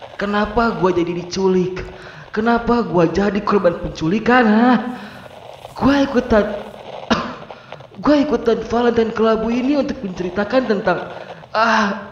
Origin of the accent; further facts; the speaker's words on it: Bandung, West Java, Indonesia; now in Cianjur, Indonesia; Gua bernomisili di Cianjur tapi gua asli orang Bandung, Jawa Barat